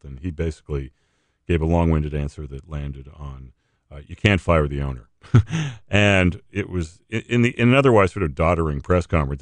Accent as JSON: {"language": "English", "region": "New England", "country": "United States", "tie": "born or raised there", "moved": "yes", "said": "I, I grew up in New England"}